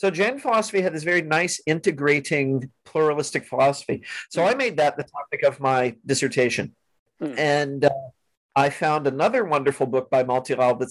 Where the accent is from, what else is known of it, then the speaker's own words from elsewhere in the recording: Missouri, United States; I grew up in Missouri, a fairly conservatively Christian